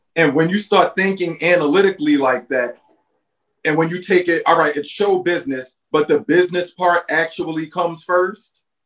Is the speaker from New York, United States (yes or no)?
yes; New York City, New York, United States; also born or lived in Bed-Stuy, Brooklyn; now in Los Angeles, United States; We're both from Brooklyn. We're from Red Hook Projects